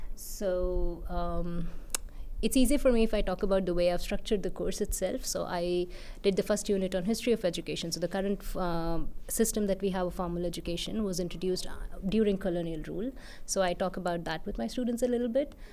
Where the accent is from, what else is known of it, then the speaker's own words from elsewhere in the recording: central India, India; now in Bangalore, India; I grew up in Central India